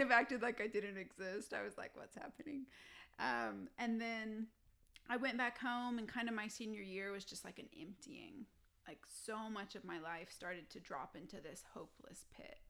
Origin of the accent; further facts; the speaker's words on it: Texas, United States; now in Colorado Springs, United States; I'm from Texas